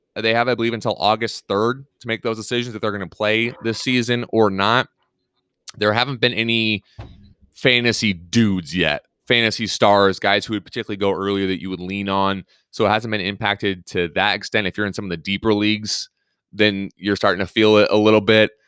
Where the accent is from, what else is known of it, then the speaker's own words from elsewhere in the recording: Pacific Northwest, United States; moved away; growing up in the Pacific Northwest